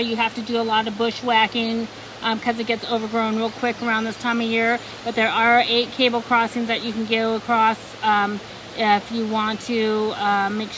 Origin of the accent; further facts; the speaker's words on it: Washington, United States; moved away as an adult; also born or lived in Italy / Florida; now in Tennessee, United States; I was born raised in Washington State. I grew up with the woods all around me